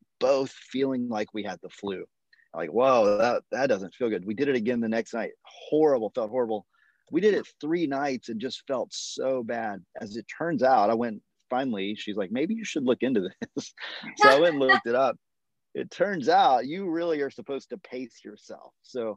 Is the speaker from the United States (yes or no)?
yes; United States; as an American